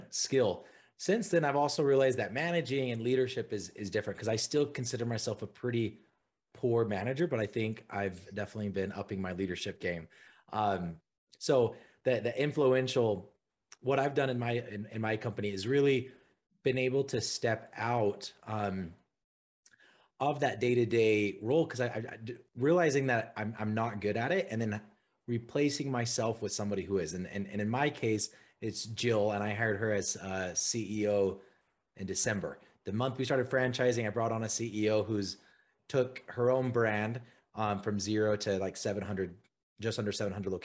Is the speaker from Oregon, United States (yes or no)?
no; Utah, United States; I'm from Utah, grew up here